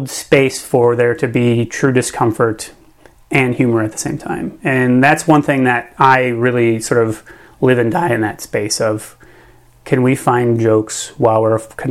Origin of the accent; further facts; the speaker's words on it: Minnesota, United States; I'm from Minnesota, like, I'm from the Midwest, deeply from the Midwest